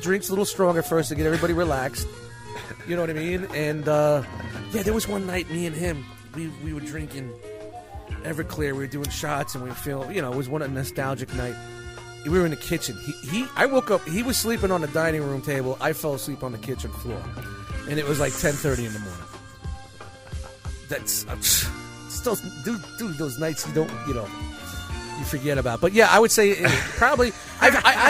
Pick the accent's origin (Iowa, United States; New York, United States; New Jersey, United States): New York, United States; New York City; When I grew up in Brooklyn